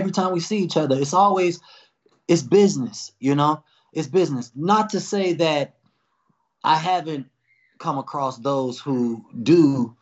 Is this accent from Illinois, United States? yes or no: yes; Chicago, Illinois, United States; I'm from Chicago.